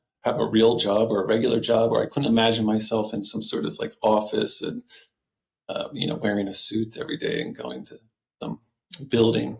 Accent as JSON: {"language": "English", "town": "Doylestown", "region": "Pennsylvania", "country": "United States", "tie": "born or raised there", "said": "I grew up in Doylestown, and that's just a nice suburb and a really nice place to grow up"}